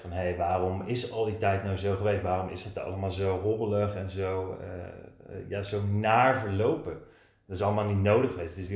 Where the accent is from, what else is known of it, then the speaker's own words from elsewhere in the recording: Wateringen, South Holland, Netherlands; opgegroeid in Wateringen. ik heb totdat ik uit huis ging, heel mijn leven in het ouderlijk huis gewoond. Aan de Penbalk 1 te Wateringen in de Molenwijk. In Westland.